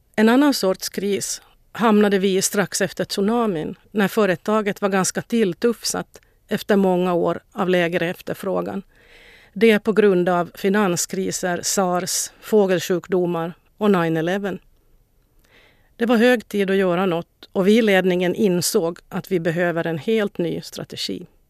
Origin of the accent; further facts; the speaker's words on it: Vaasa, Ostrobothnia, Finland; moved away as an adult; also born or lived in Stockholm, Sweden; now in Sweden; Jag är född och uppvuxen i Vasa